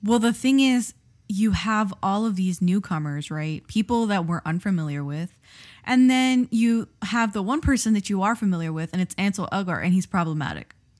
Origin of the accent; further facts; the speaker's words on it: Miami, Florida, United States; we grew up in Miami